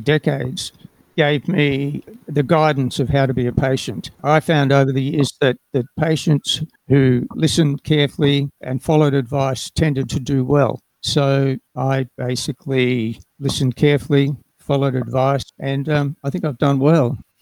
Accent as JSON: {"language": "English", "town": "Darwin", "region": "Northern Territory", "country": "Australia", "tie": "born or raised there", "said": "I was born in Darwin and grew up in the Northern Territory"}